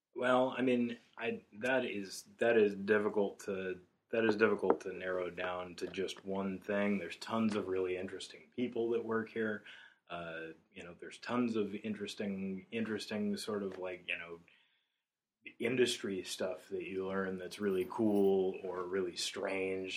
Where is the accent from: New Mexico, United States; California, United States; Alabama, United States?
New Mexico, United States; Portales; moved away as an adult; also born or lived in Chicago; I left home from tiny little town I grew up in in New Mexico when I was 19